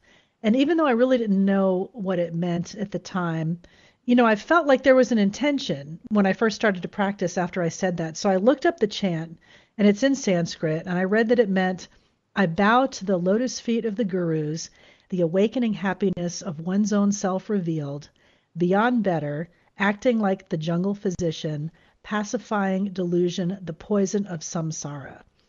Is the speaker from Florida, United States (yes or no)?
yes; Florida, United States; moved away as an adult; now in San Diego, United States; I had moved away from my home state of Florida for the first time.